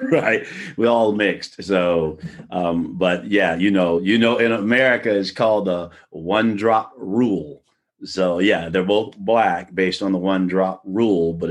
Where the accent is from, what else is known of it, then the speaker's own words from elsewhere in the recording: Brooklyn, New York, United States; also born or lived in Long Island / Pomona, California; I was born in Brooklyn, New York, and I grew up in both Brooklyn, Long Island, and in Southern California in the Pomona, California area.